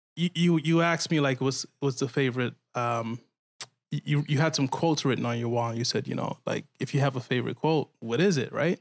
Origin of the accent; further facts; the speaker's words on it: Guyana; I'm from Guyana